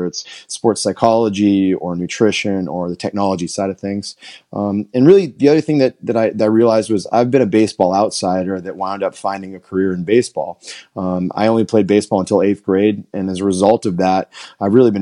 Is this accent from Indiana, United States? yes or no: no; Southern Maine, United States; I grew up in Southern Maine